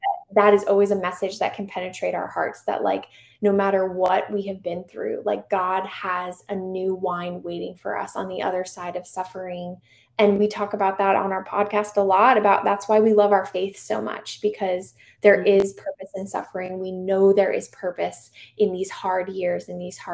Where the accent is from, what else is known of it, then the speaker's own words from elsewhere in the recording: Charlotte, North Carolina, United States; also born or lived in Arlington; my hometown parish recently reached out to me and asked if I would do basically the Charlotte version of Theology on Tap